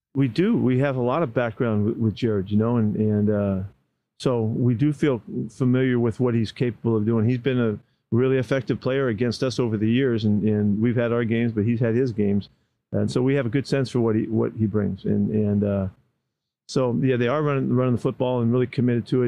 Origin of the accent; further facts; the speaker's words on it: Bay Area, California, United States; growing up in the Bay Area